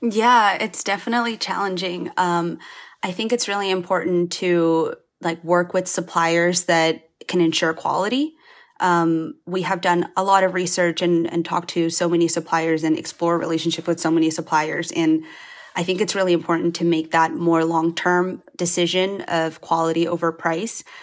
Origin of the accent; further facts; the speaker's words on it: Spain; now in United States; my parents are Chinese, um, but I grew up in Spain